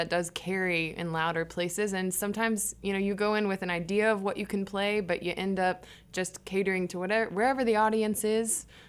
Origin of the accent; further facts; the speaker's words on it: Memphis, Tennessee, United States; moved away as an adult; now in Kansas City, United States; I'm from Memphis, Tennessee, born and raised, and then moved around a little bit and moved here.